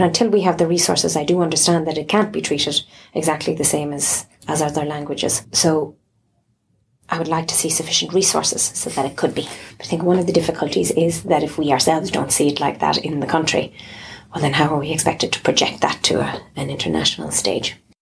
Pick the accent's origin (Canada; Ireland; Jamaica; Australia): Ireland; Galway, Connacht; I grew up in Galway City